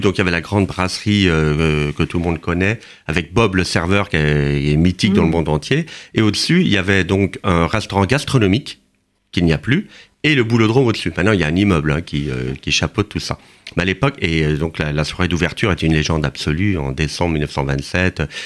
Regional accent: Canada; moved away as an adult; also born or lived in Le Mans, France; now in Paris, France; Je suis né au Mans et j'ai grandi au Canada

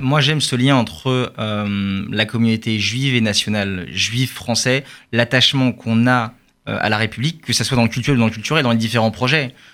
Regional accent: France; also born or lived in Charenton; en tant que juif français

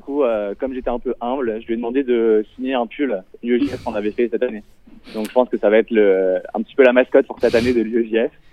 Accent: Nancy, Grand Est, France; moved away as an adult; now in Toulouse, France; de base, je viens de Nancy

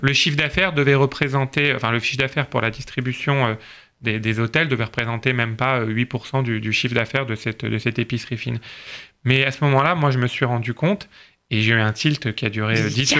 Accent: France; nous sommes français

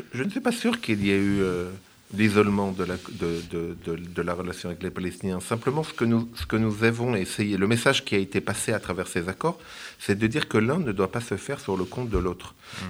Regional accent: Israel; now in France; chez nous en Israël

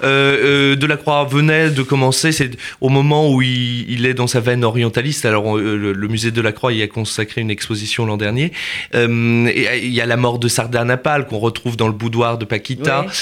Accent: Nantes, Pays de la Loire, France; moved away; also born or lived in Paris; je viens de Nantes

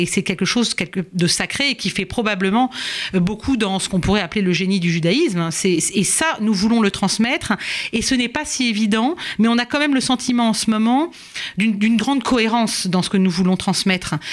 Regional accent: France; chez nous, en France

